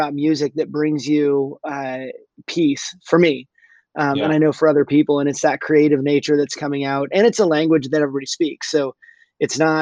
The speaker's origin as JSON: {"language": "English", "region": "California", "country": "United States", "tie": "born or raised there", "also_born_or_lived": "Colorado", "said": "I grew up in California"}